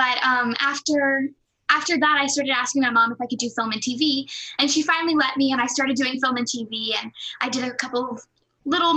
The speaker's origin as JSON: {"language": "English", "town": "Memphis", "region": "Tennessee", "country": "United States", "also_born_or_lived": "New York", "moved": "yes", "lives_now": "California, United States", "said": "I'm originally from Memphis, Tennessee, and then I lived in New York for a few years, and now I'm here."}